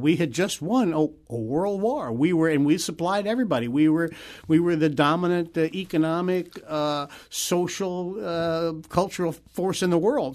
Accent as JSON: {"language": "English", "town": "St. Louis", "region": "Missouri", "country": "United States", "tie": "born or raised there", "said": "I'm from Saint Louis"}